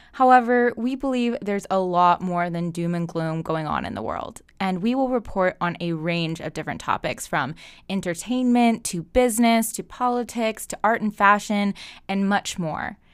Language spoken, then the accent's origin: English; United States; We as the American people